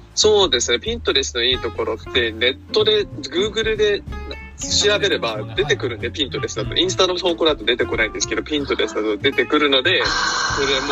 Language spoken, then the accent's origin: Japanese; Hawaii, United States; アメリカで育った日本人って言ってます